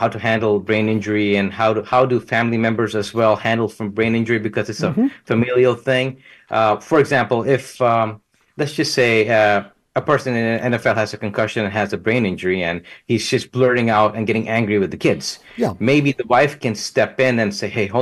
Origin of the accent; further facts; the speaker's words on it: Southeast Texas, United States; I come from Southeast Texas area where Jimmy Johnson was